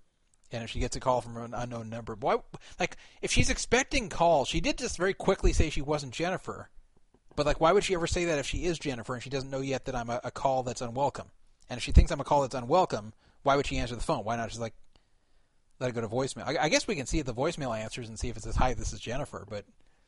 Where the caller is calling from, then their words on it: Nevada, United States; I'm actually calling from a secret location on the top of Mount Charleston near Las Vegas.